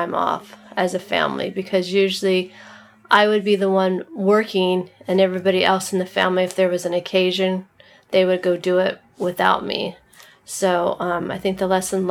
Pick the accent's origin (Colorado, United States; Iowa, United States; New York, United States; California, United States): California, United States; Camarillo; I'm from Ventura County. I grew up in Camarillo